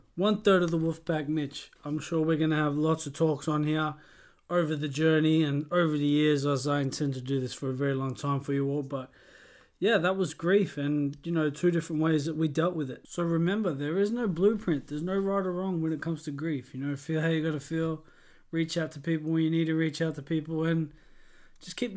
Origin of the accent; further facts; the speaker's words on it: Australia; moved away as an adult; I'm from Australia